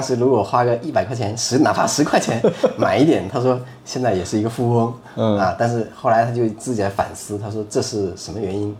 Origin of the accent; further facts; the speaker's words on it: Fujian, China; 我们福建有一个习惯